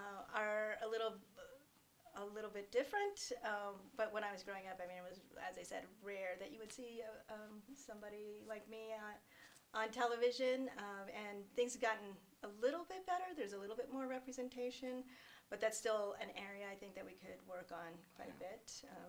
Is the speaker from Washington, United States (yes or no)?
no; Northern California, United States; moved away as an adult; now in Arizona, United States; I grew up in Northern California